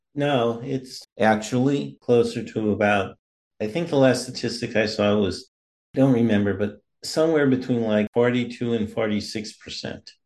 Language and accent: English; Missouri, United States; now in Maryland, United States; I live in Maryland now, but I'm originally from Missouri.